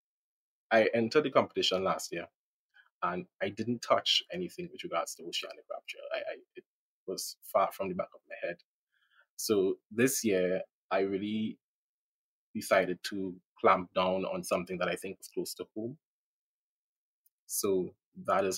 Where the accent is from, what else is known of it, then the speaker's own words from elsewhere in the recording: Trinidad & Tobago; I'm from Trinidad, I'm from the Caribbean